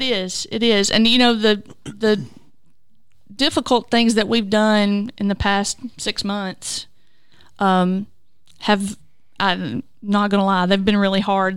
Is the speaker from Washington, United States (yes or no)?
no; Culleoka, Tennessee, United States; also born or lived in Hickman County, Tennessee; I grew up in Culiaca and, uh, attended Culiaca school for a number of years and then graduated at Columbia Academy